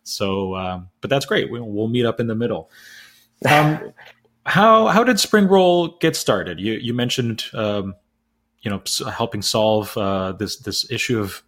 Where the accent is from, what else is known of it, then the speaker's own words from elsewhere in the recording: Canada; I'm Canadian.